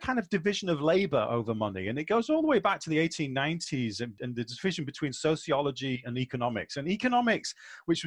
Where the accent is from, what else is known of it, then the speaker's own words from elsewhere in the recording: England, United Kingdom; I'm an Englishman